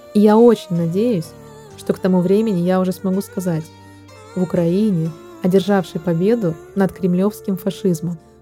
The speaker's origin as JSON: {"language": "Russian", "country": "Russia", "moved": "yes", "said": "Я россиянка"}